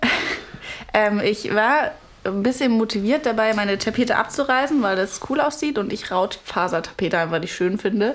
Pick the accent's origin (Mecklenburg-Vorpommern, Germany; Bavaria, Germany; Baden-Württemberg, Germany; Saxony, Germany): Saxony, Germany; Dresden; now in Leipzig, Germany; Also ich komme ja auch ursprünglich aus Dresden und bin nach Leipzig gezogen